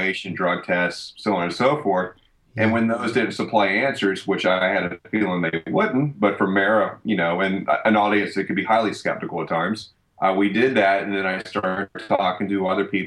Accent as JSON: {"language": "English", "region": "Deep South", "country": "United States", "tie": "born or raised there", "said": "growing up in the Deep South"}